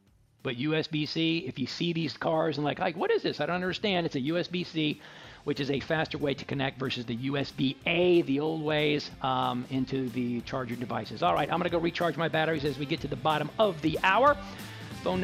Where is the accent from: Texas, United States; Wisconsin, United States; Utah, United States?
Texas, United States; You know, I learned a long time ago, you know, growing up in Texas, that moisturizing your skin.